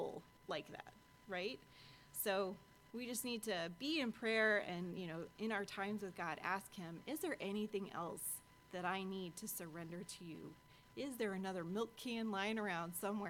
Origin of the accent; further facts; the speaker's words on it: Washburn, United States; growing up in Washburn